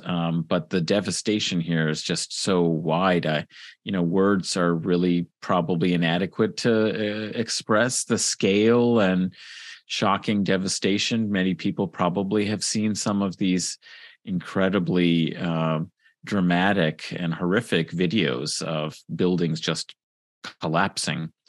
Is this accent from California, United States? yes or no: yes; California, United States; I'm from California, grew up in California